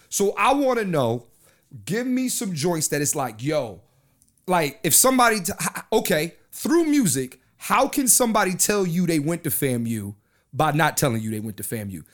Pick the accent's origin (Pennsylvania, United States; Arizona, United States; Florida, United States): Pennsylvania, United States; Philadelphia; I'm from Philly, East Coast